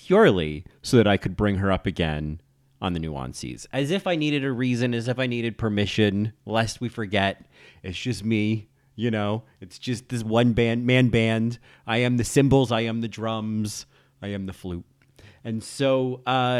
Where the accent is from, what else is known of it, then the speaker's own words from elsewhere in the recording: Rahway, New Jersey, United States; I grew up in Rahway.